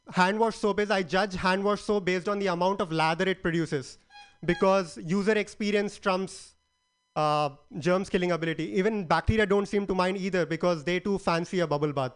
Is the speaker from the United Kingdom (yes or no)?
no; India; moved away as an adult; now in California, United States; I'm an Indian